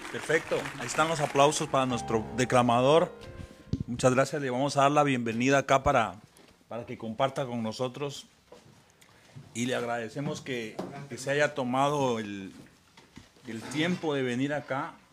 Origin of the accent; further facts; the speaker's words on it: Lima, Peru; born there; moved away; Nacido en Lima, Perú. En Lima, Perú, sí. Soy